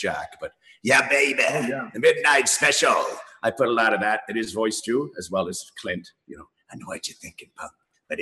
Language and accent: English; Port Dover, Ontario, Canada; also born or lived in Dublin, Ireland; my hometown where I grew up in a small fishing village in Port Dover, Ontario